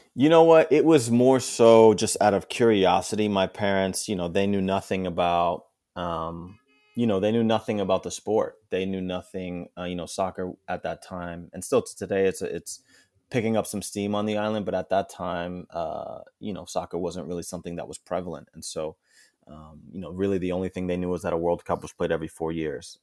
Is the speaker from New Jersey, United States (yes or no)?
yes; Englewood, New Jersey, United States; moved away as an adult; also born or lived in New York City; now in Toronto, Canada; I lived in Manhattan for a couple years and then moved, uh, up to, uh, Inglewood, New Jersey, where I spent most of my life growing up, going to school